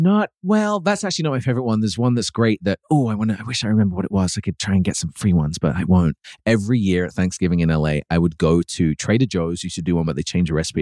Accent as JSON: {"language": "English", "town": "Birmingham", "region": "West Midlands", "country": "United Kingdom", "tie": "born or raised there", "said": "I grew up in Birmingham"}